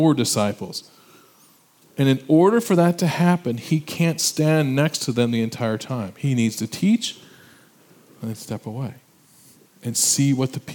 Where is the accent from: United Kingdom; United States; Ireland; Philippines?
United States; Illinois; moved away as an adult; I'm from Illinois, I went back to my high school reunion